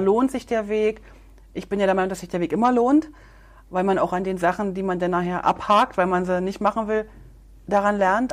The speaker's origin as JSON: {"language": "German", "region": "Berlin", "country": "Germany", "tie": "born or raised there", "accent": "Berlin", "said": "Ich bin ja in der DDR groß geworden"}